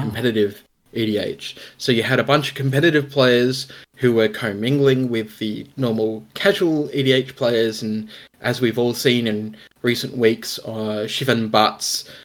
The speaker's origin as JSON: {"language": "English", "country": "Australia", "said": "being an Australian, an Australian content creator"}